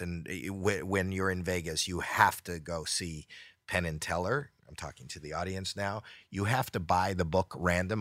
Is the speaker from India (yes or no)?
no; Canada; I'm Canadian